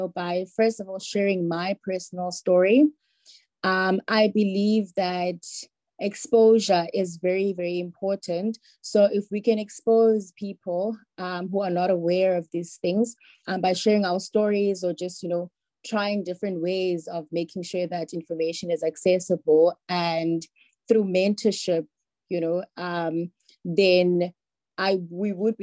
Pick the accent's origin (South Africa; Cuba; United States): South Africa; Cape Town, Western Cape; I was born in the Eastern Cape and came to Cape Town when I was about 2 years old, and I've lived with my parents since